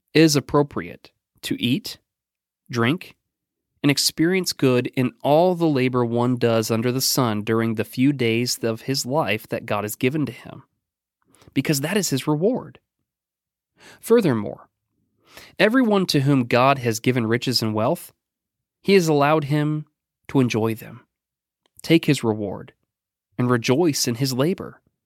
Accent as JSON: {"language": "English", "region": "Oregon", "country": "United States", "tie": "born or raised there", "moved": "yes", "lives_now": "Danville, United States", "said": "my home state of Oregon"}